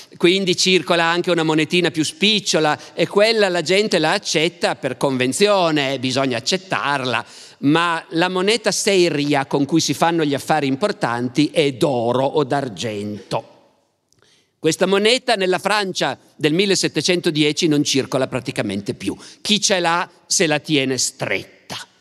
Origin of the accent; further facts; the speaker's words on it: Turin, Piedmont, Italy; siamo torinesi